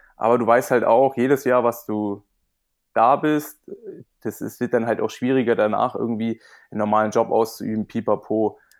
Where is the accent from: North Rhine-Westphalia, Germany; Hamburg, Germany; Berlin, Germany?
Berlin, Germany; moved away as an adult; also born or lived in Potsdam; ich bin ja ursprünglich Berliner